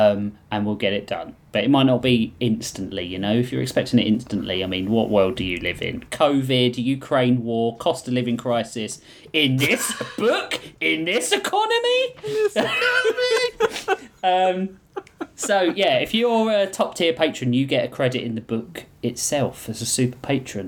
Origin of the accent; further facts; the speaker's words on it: United Kingdom; I'm British